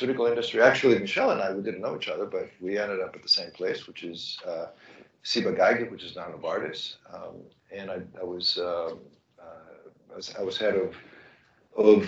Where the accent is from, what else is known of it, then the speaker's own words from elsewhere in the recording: Thessaloniki, Central Macedonia, Greece; moved away; also born or lived in Athens; So I grew up in Greece. I was born in Athens and grew up in Thessaloniki.